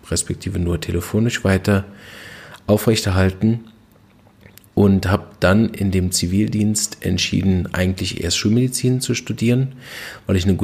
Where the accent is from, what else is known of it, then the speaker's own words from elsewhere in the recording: Berlin, Germany; Ich bin aufgewachsen in Berlin und war als kleines Kind schon relativ früh ziemlich krank.